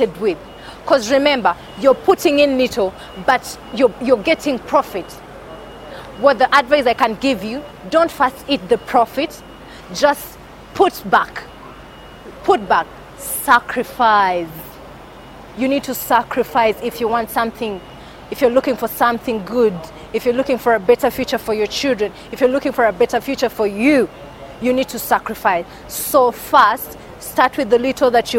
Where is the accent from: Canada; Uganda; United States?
Uganda; Kampala, Central Region; I'm from Uganda, Kampala.